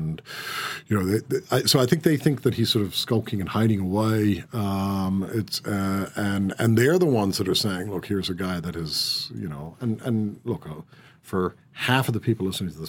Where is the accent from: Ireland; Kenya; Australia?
Ireland; Do I see myself as Irish? Yeah, I do. But I think I have to persuade people that I'm Irish because they listen to my accent and say, oh, really?